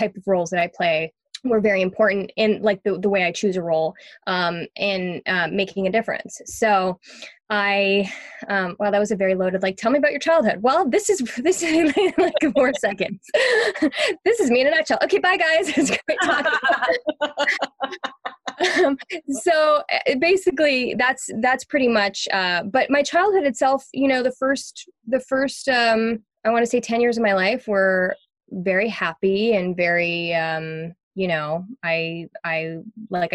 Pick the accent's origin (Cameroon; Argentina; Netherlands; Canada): Canada; Montreal, Quebec; moved away; I grew up in Montreal, and I had a very interesting upbringing